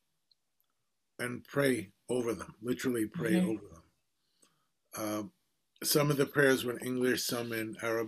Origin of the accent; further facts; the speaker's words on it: New York City, New York, United States; I was born in Brooklyn, in Bay Ridge, and I'm second generation American